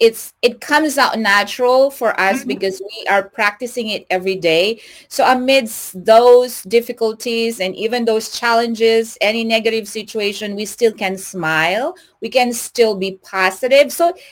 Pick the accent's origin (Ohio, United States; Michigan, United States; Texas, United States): Texas, United States; Lubbock; now in Houston, United States; when I was new here in Houston, Texas, and of course I came from Lubbock, and it's like everywhere in Lubbock is like 15 minutes away, right?